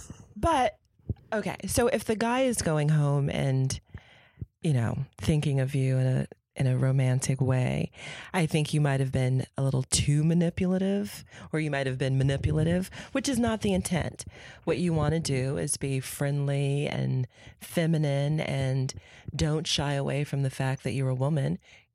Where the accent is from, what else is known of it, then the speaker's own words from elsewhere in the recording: Newark, New Jersey, United States; I grew up in Newark, New Jersey. And while my parents were finishing school, we lived in the projects and that until I was about 8 years old.